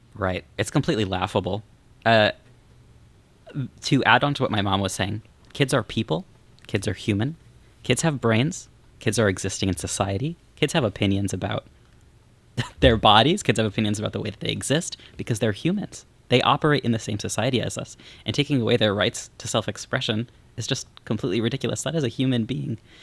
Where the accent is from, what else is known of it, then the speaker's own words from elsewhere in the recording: Missouri, United States; moved away as an adult; I'm from Missouri